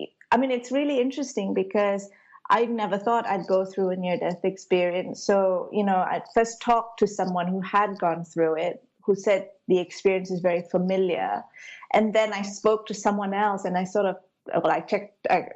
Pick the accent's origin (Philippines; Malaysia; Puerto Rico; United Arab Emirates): Malaysia; I grew up in Malaysia, but I was brought up a Hindu. You know, I've got a Sri Lankan ancestry